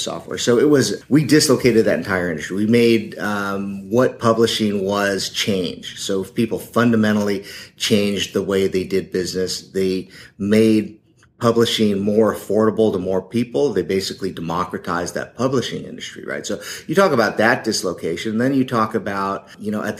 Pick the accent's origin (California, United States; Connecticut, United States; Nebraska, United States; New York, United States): California, United States; Silicon Valley; I was born and raised in the Silicon Valley